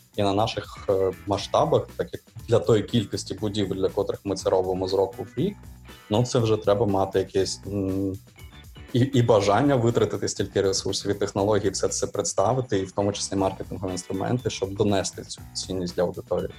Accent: Kyiv, Ukraine; ми кияни, ми залишаємось в Києві

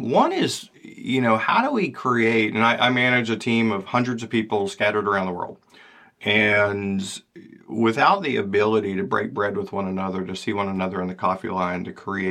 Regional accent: Georgia, United States; now in Maine, United States; I'm from Georgia, and now I live in Maine

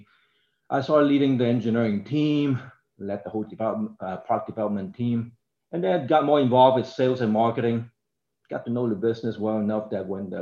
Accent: Hong Kong; moved away; I grew up in Hong Kong

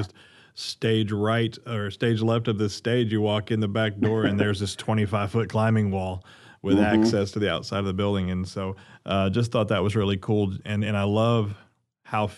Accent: Arkansas, United States; growing up in the Midwest or for myself in Arkansas

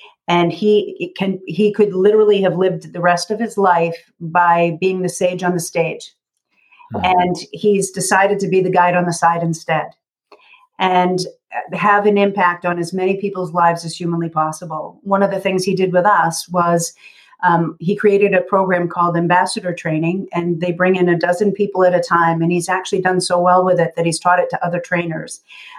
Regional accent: Massachusetts, United States; accent: Kennedy-like; just outside of Boston. Okay. Just outside of Boston. But I grew up doing the cheap seats at the Red Sox

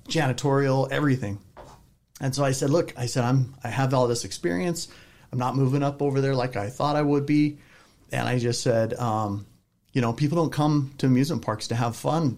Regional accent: Southern California, United States; moved away as an adult; now in Utah, United States; I grew up in Southern California

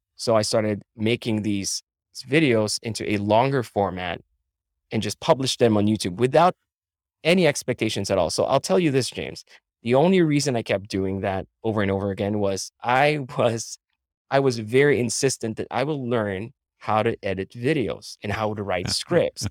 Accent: Philippines; moved away as an adult; now in United States; I was born and raised in the Philippines

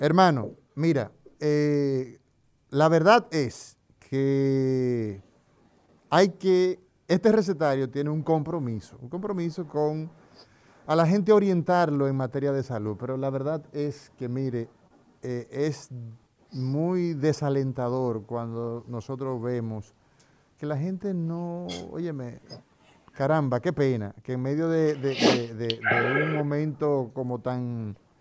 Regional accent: Altamira, Puerto Plata, Dominican Republic; also born or lived in San Carlos, Santo Domingo; now in Santo Domingo, Dominican Republic; yo soy un híbrido, yo soy aguilucho, soy de Altamira y también soy de San Carlos

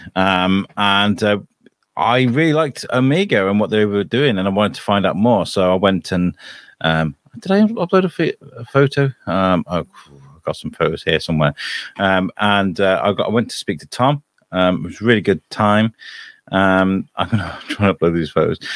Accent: United Kingdom; now in Shrewsbury, United Kingdom; me being British

